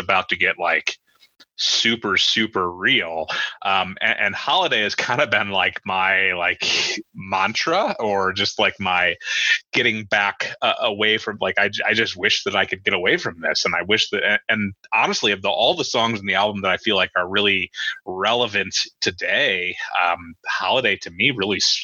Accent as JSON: {"language": "English", "country": "United States", "tie": "born or raised there", "said": "I grew up in South City."}